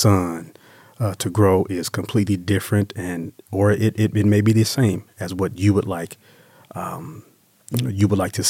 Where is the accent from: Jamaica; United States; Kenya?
United States; Las Vegas, Nevada; also born or lived in Mississippi; I was born and raised in Las Vegas.